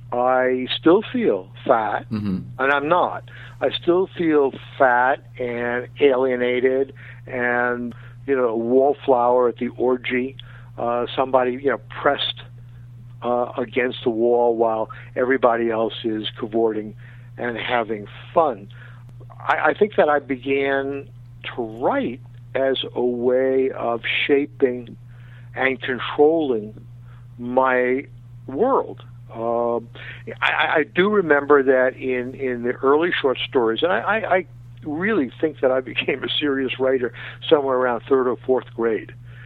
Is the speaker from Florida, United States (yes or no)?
no; Queens, New York, United States; I mean, all my friends from Queens, you know, were amazed and amused that I became the sports writer.